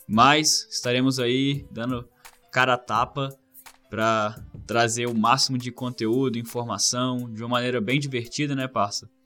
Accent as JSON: {"language": "Portuguese", "region": "interior of Rio de Janeiro", "country": "Brazil", "tie": "born or raised there", "also_born_or_lived": "Wales, United Kingdom", "moved": "as an adult", "lives_now": "Australia", "said": "Nasci no interior do Rio de Janeiro, fiz minha graduação no Rio"}